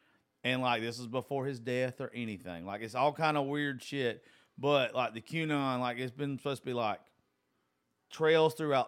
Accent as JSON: {"language": "English", "region": "the South", "country": "United States", "said": "I'm from the South."}